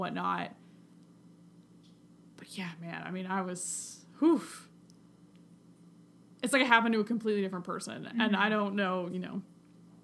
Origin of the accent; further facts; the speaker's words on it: United States; also born or lived in Scotland; as an American not living in America